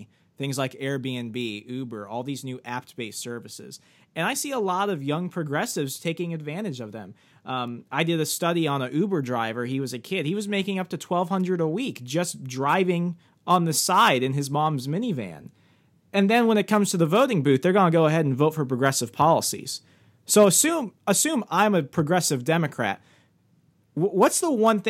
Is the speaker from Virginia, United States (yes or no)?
yes; Fairfax County, Virginia, United States; I grew up in Fairfax County for most of my teenage years. Now I'm attending Liberty University